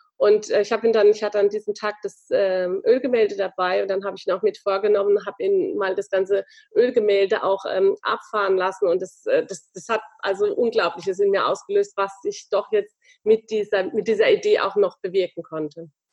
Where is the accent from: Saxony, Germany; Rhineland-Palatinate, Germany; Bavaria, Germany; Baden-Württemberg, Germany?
Rhineland-Palatinate, Germany; Landau; meine Heimatstadt, äh, in Verbindung mit dem Zoo Landau